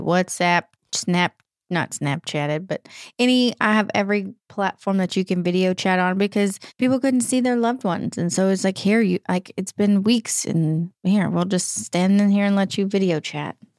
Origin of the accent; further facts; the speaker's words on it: East Texas, United States; right outside my hometown, right in East Texas